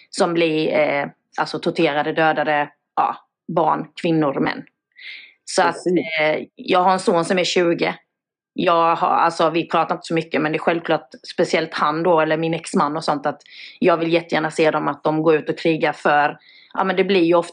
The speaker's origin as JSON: {"language": "Swedish", "country": "Sweden", "said": "Sen jag som svensk, det är så lätt för oss andra att sitta här och säga jag skulle gjort detta och detta. Men vi har inte varit i krig. Och vi i Sverige är väldigt bortskämda med det."}